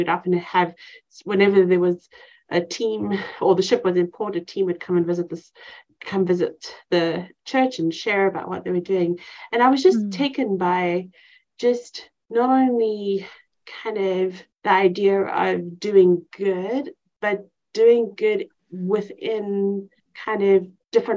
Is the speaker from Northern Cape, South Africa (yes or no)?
no; Cape Town, Western Cape, South Africa; moved away as an adult; now in East Texas, United States; I grew up in Cape Town, South Africa